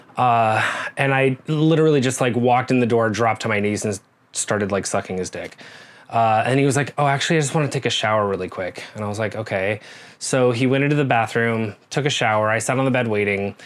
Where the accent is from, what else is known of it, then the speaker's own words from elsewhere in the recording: Nebraska, United States; moved away as an adult; also born or lived in Dallas; I am 40 years old, um, and I grew up in Nebraska.